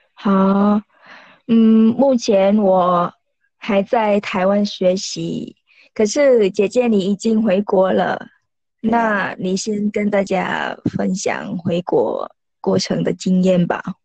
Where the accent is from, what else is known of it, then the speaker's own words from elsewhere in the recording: Vietnam; Chinese is a second language; moved away as an adult; now in Taiwan; 如果我回越南，然后回来。在越南大概半个月，然后回来台湾也是大概半个月